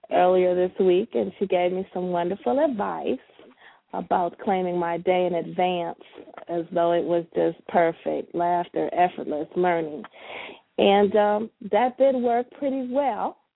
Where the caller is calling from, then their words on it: Sterling Heights, Michigan, United States; I'm from Sterling Heights, Michigan.